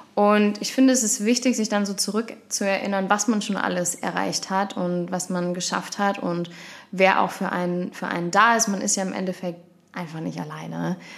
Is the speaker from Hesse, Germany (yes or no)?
yes; Kirchhasel, Hesse, Germany; ich komme ja eigentlich gebürtig aus Kirchhasel